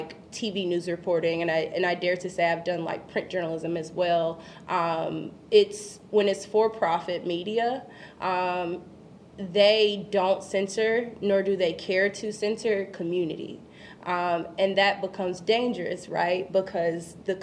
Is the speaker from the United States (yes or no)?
yes; Kinston, North Carolina, United States; moved away as an adult; now in Chicago, United States; My hometown, Kinston, North Carolina